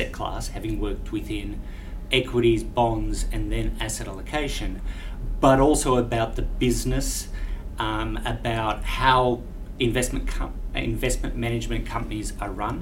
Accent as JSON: {"language": "English", "country": "Australia", "said": "my presence as an Australian here"}